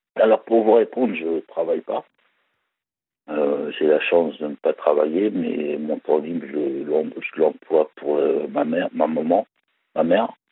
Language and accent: French; Val d'Oise, Île-de-France, France; also born or lived in Paris; je suis né, je suis né en Galéba, dans le Val d'Oise, et j'ai habité aussi à Paris